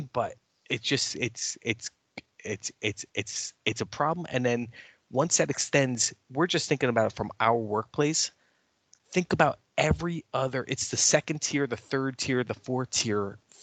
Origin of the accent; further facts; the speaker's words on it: United States; I'm an American